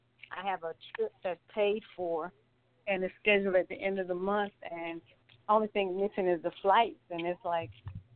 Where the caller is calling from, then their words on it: Atlanta, Georgia, United States; I'm calling from Atlanta, Georgia.